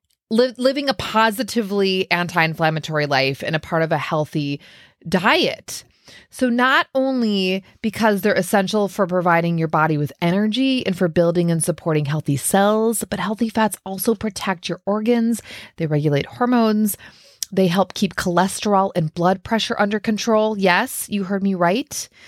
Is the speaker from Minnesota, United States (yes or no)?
yes; Minnesota, United States; growing up in Minnesota, and I was might as well have been the dairy queen.